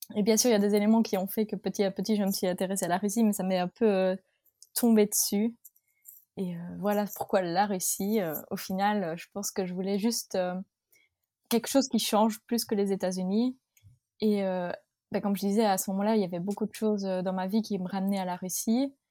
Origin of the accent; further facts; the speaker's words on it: north of the Arlon area, Wallonia, Belgium; toute ma famille vient de ma région natale, c'est-à-dire le, le, nord de la région d'Arlon en Belgique. Donc euh, vraiment, on n'a pas bougé